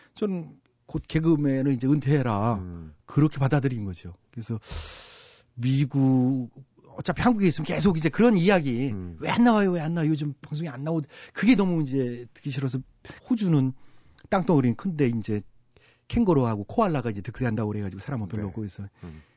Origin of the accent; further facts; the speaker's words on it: Chungcheong, South Korea; 제가 충청도 출신이니까